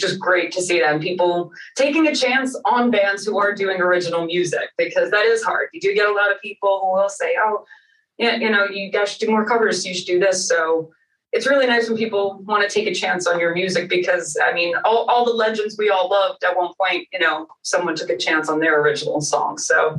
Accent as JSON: {"language": "English", "region": "New York", "country": "United States", "tie": "born or raised there", "said": "growing up in New York, there's so many options for people to do."}